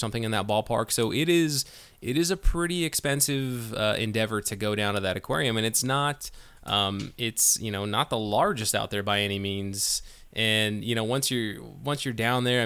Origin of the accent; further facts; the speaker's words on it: Northern California, United States; I grew up in Northern California